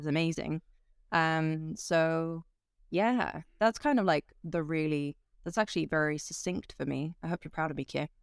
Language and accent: English; Switzerland; I grew up in Switzerland